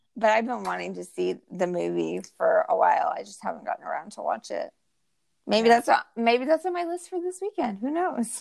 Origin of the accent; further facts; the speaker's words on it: California, United States; also born or lived in Utah / Austin, Texas; now in Houston area, Texas, United States; we're both from California, my husband and I, and we grew up with In and Out Burger